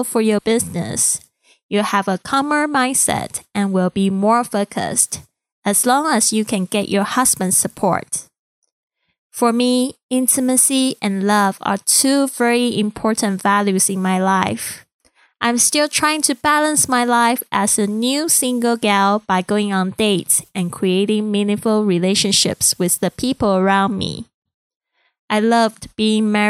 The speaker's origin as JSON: {"language": "English", "country": "Taiwan", "second_language": "English", "moved": "yes", "said": "I'm originally from Taiwan and English is not my first language."}